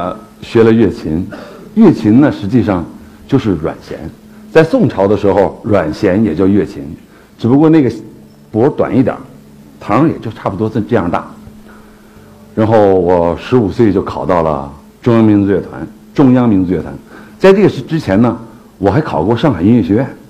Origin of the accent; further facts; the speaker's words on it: Harbin, Heilongjiang, China; moved away; also born or lived in Beijing; 我是一个东北人，出生在哈尔滨。